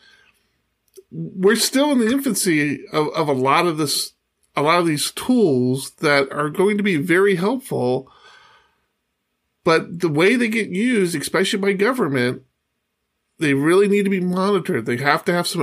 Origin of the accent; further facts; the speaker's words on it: Poway, California, United States; my hometown of Poway